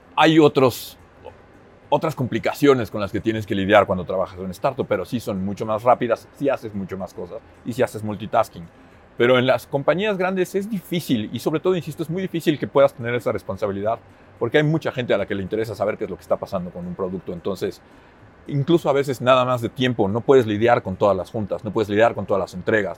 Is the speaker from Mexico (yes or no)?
yes; Mexico; moved away as an adult; also born or lived in Finland; cuando me fui de México